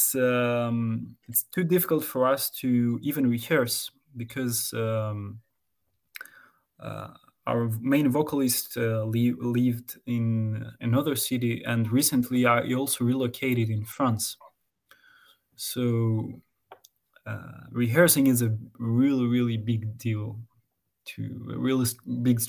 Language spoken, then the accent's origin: English; Greece; now in Thessaloniki, Greece; we were together in other bands in my hometown before I moved into Saloniki